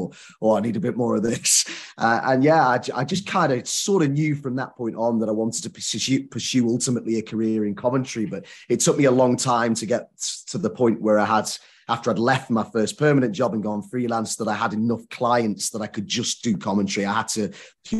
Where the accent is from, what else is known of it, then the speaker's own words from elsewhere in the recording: Southport, North West England, United Kingdom; I'm from Southport, which is near Liverpool